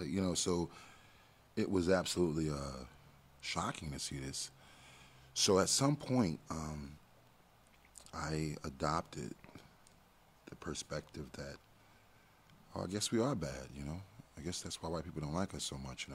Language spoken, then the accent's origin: English; New York City, New York, United States; moved away; also born or lived in Washington, D.C.; I'm from Brooklyn. Grew up in the ghetto.